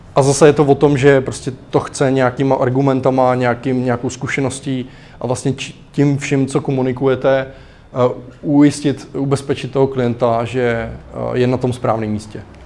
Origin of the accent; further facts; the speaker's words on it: Klatovy, Plzeň Region, Czechia; moved away; u nás v Klatovech, kde jsem, jako, vyrůstal